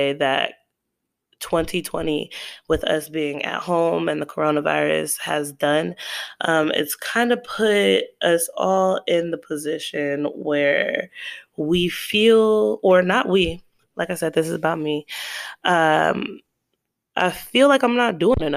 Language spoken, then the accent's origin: English; United States; I'm an American. I was raised here, born and raised